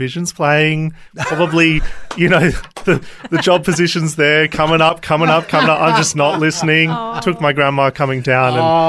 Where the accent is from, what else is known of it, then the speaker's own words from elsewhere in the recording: Australia; But I'm Aussie born and bred.